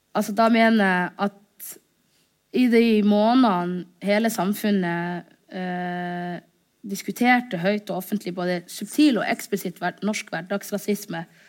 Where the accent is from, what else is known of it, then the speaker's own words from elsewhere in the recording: Norway; also born or lived in Somalia; jeg er norsk-somalisk